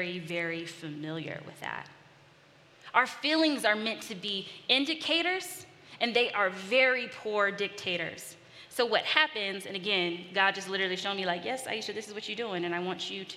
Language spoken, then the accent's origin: English; California, United States; moved away; also born or lived in Los Angeles; I'm from California. I lived in Los Angeles